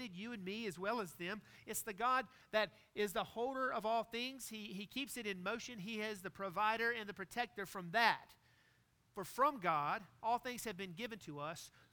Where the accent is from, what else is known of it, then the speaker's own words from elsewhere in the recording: Greenville, North Carolina, United States; Growing up in Greenville, North Carolina, barbecue was always Parker's Barbecue